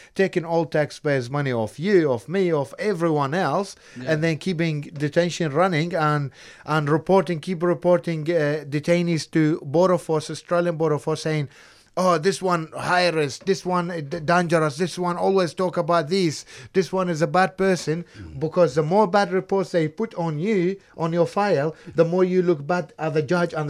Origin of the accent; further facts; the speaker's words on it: Iraq; Yes, I'm from Iraq.